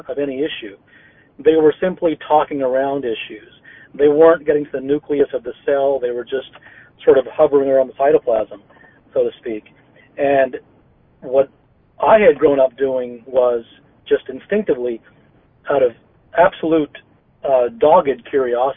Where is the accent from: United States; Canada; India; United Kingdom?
India; I was born in India